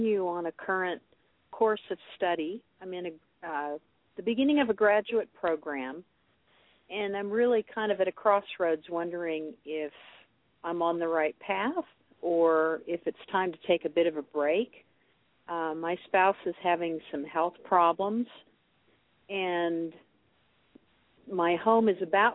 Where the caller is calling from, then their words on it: Iowa, United States; I'm calling from the middle of the United States, Iowa